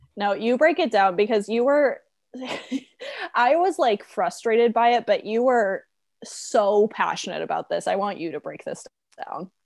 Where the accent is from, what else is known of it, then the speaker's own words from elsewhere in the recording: United States; our stupid little American brains